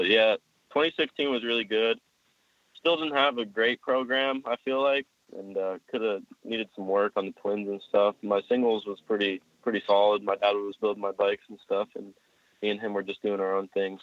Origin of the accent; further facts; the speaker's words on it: Pennsylvania, United States; I was born in PA, so I've been living there my whole life, basically